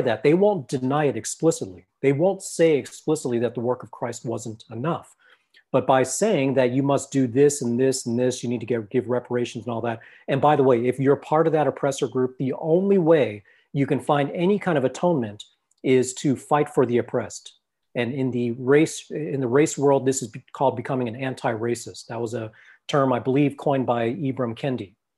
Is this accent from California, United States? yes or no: yes; Los Angeles, California, United States; I come from a Thai background, and I grew up in Los Angeles